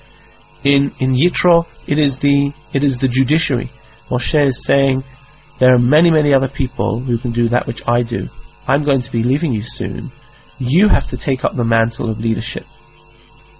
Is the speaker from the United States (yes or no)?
no; England, United Kingdom; I grew up in England